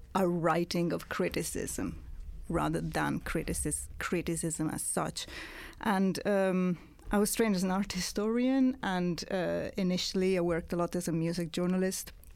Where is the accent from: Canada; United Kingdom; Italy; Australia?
Italy; accent: Italian; English is a second language; moved away; when I stopped writing in Italian, as you might have guessed from my accent, I'm not British